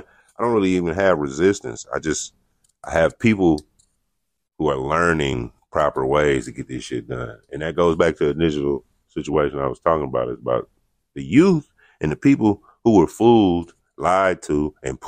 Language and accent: English; United States; I'm from America